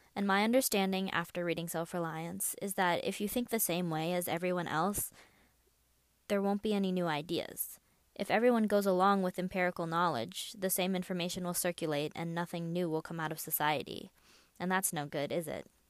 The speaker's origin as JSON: {"language": "English", "country": "United States", "also_born_or_lived": "China", "said": "I'm Chinese American and was adopted from China when I was sixteen months old."}